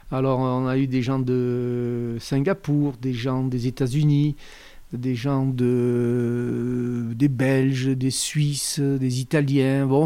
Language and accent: French; Briançon, Provence-Alpes-Côte d'Azur, France; also born or lived in Dormillouse; moi, je viens de Briançon.